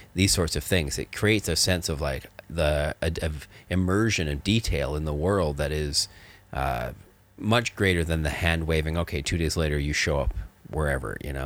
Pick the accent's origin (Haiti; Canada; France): Canada; I grew up in Canada where there was lots of snow